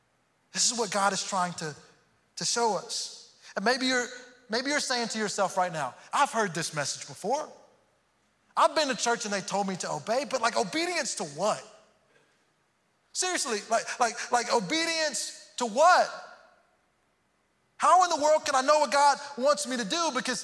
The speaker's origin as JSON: {"language": "English", "town": "Houston", "region": "Texas", "country": "United States", "also_born_or_lived": "Missouri", "moved": "yes", "said": "And I grew up in, I'm from Houston, go Astros. I'm from Houston, but then we moved later on to Missouri, and it was the first time I had experienced snow and seasons."}